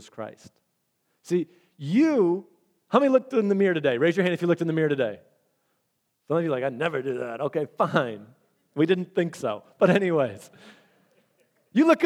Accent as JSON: {"language": "English", "region": "Michigan", "country": "United States", "said": "We're from Michigan"}